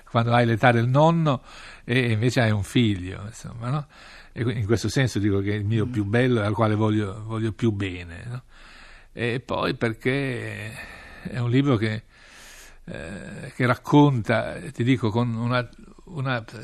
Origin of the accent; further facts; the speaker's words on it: northern Italy, Italy; born there; Però siamo cinesi, cioè io sono nato in un villaggio cinese dell'Italia del Nord.